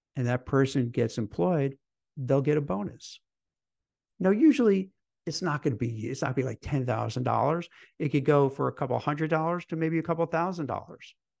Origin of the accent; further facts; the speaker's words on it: New York, United States; I grew up in New York